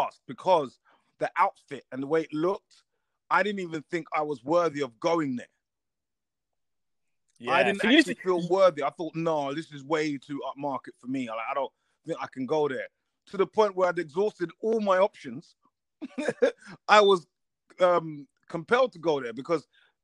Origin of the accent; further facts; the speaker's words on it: London, United Kingdom; I'm a guy from Tottenham, just grew up on the thing